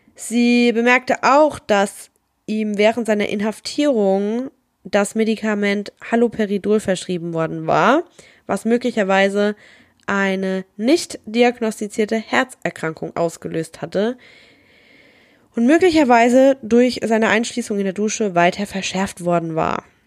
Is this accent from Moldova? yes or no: no; Germany; wir sind aus Deutschland